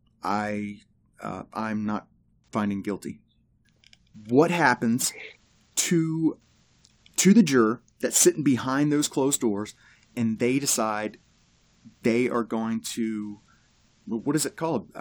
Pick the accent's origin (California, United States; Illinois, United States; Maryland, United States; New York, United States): Maryland, United States; I was born in Maryland